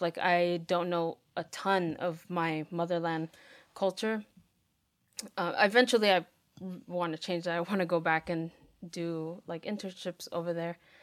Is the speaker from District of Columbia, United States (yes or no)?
no; Miami, Florida, United States; moved away; also born or lived in Nicaragua (family); I'm from Miami, Florida. Um, my family is from Nicaragua, but I grew up in the States